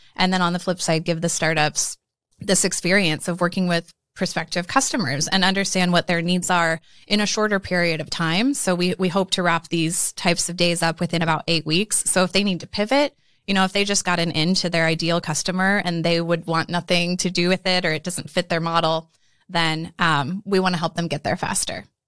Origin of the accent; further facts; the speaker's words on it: Omaha, Nebraska, United States; so basically born and raised in Omaha